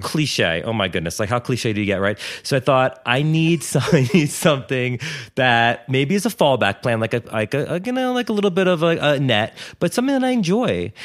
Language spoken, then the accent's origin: English; Wilmington, Delaware, United States; moved away as an adult; I grew up in Wilmington, Delaware